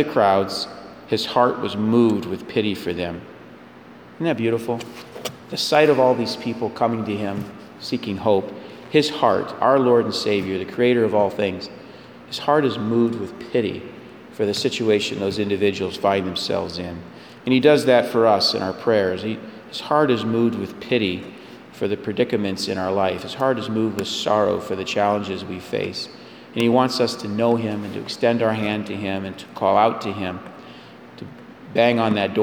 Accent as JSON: {"language": "English", "region": "Northwest Ohio", "country": "United States", "tie": "born or raised there", "said": "I grew up in Northwest Ohio"}